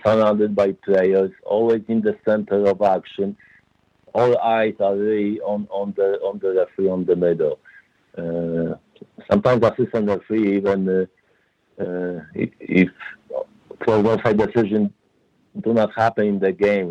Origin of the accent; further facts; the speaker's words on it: Poland; English is a second language; moved away as an adult; also born or lived in New Jersey, United States; now in United States; I played uh, professional as a professional player in Poland in second division